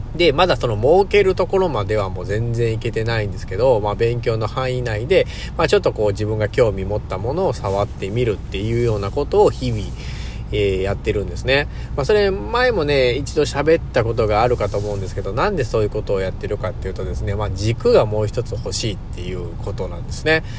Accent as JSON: {"language": "Japanese", "country": "Japan", "tie": "born or raised there", "said": "自分のふるさとというか、自分の生まれ故郷ですから、生まれた国"}